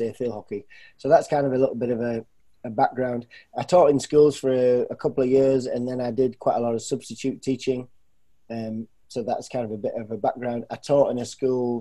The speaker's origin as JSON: {"language": "English", "region": "North East England", "country": "United Kingdom", "tie": "born or raised there", "moved": "yes", "lives_now": "Pickerington, United States", "said": "I grew up in England, in the northeast part of England"}